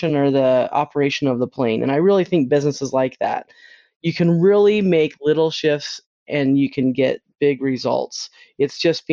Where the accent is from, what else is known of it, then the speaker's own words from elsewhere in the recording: Utah, United States; I grew up in Utah